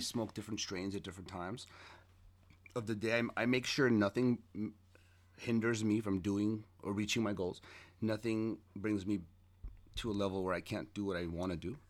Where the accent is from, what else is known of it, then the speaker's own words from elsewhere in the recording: Los Angeles, California, United States; also born or lived in Armenia / Queens, New York; when I came from Armenia, we moved, uh, to Queens and then, uh, for a few months and then we moved to Hollywood out of nowhere. And it was on North Kingsley Drive. I grew up there.